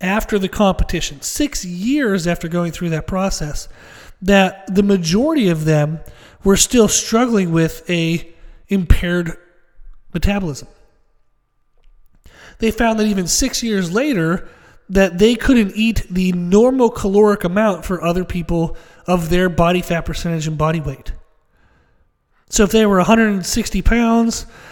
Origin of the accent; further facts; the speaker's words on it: Pennsylvania, United States; Where I grew up in Pennsylvania, I grew up in kind of the middle of nowhere